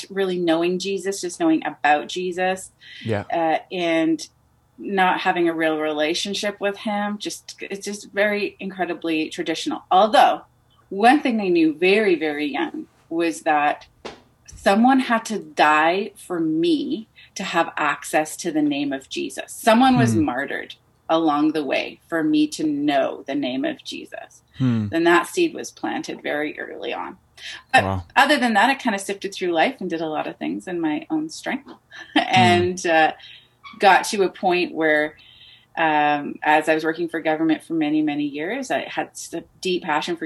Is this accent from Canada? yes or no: yes; Canada; I was born into a Lebanese family, but I'm born and raised in Canada. So I'm first generation Canadian